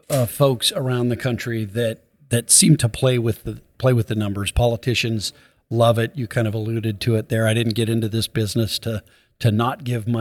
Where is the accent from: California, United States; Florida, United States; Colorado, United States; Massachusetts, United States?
Colorado, United States; I'm from, my home state is Colorado.